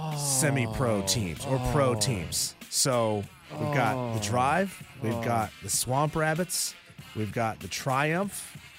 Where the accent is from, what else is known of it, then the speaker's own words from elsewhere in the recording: North Carolina, United States; I'm from North Carolina. I grew up there